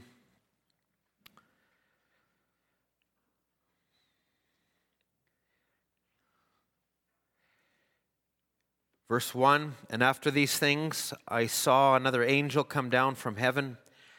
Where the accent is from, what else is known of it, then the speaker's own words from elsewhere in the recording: Edmonton, Alberta, Canada; I was born in Edmonton